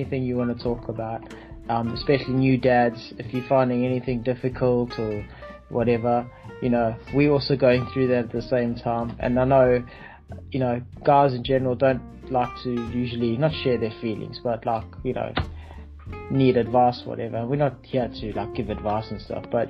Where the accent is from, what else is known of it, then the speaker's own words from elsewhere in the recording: KwaZulu-Natal, South Africa; moved away as an adult; now in United Kingdom; I'm originally from South Africa